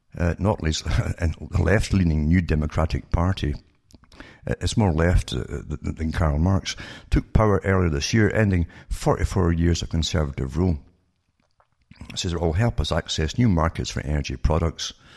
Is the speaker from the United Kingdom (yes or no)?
yes; United Kingdom; moved away; I grew up in Britain